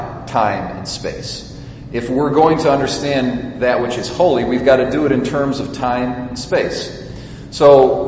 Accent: United States; as American Catholics

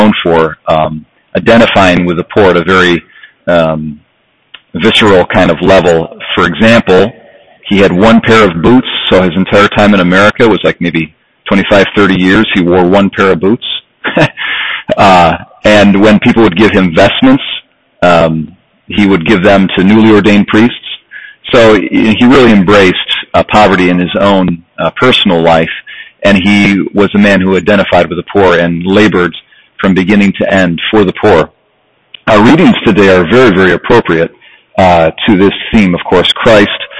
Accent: United States; us as American Catholics

